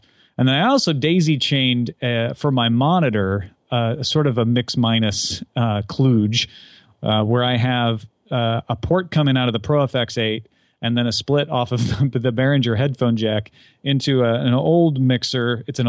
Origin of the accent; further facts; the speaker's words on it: Illinois, United States; He's from Southern Illinois. I'm from Southern Illinois, so there's a little bit of a local connection there.